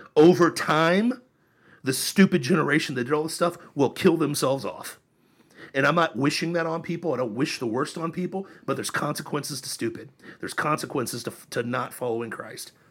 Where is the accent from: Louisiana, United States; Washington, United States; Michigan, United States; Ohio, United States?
Ohio, United States; also born or lived in California; now in Florida, United States; I grew up in Ohio